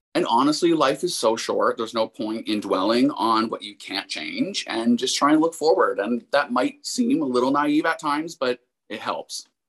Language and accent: English; Windsor, Ontario, Canada; I'm actually from Windsor, which is just across the river from Detroit